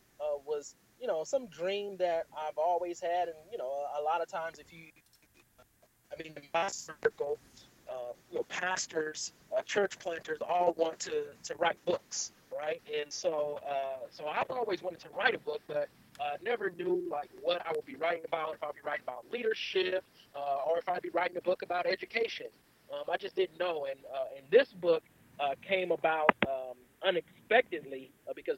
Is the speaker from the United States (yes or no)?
yes; Los Angeles, California, United States; born and raised in Los Angeles, California. Been here again, of course, my whole life